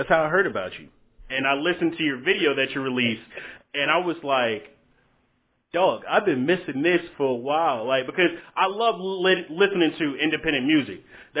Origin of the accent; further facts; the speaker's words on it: Augusta, Georgia, United States; You're actually from my hometown, Augusta.